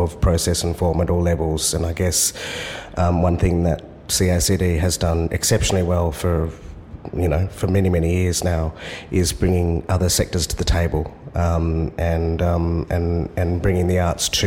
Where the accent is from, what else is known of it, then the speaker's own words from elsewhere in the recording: Perth, Western Australia, Australia; moved away as an adult; now in Sydney, Australia; Born and raised on Whadjuk Noongar Boodja, which is now known as Perth